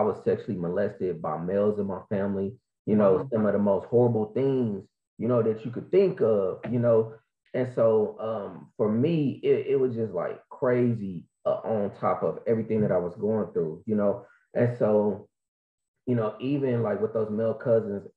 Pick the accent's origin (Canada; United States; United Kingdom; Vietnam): United States; Kansas City, Missouri; I am from Kansas City, Missouri. Show me state.